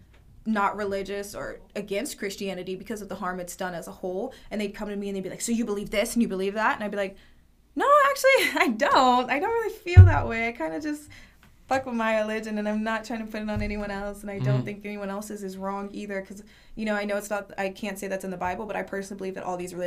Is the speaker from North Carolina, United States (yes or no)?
yes; North Carolina, United States; I was raised in North Carolina